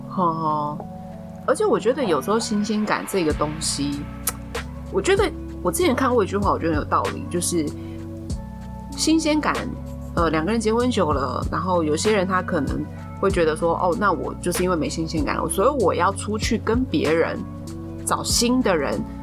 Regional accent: Taiwan; 我是台湾土生土长的代表A小姐

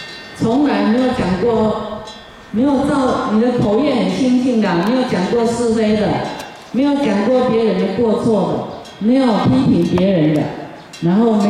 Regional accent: Harbin, Heilongjiang, China; 尤其。尤其我们哈尔滨人非常谁都不让谁了哈，都是厉害的角色。

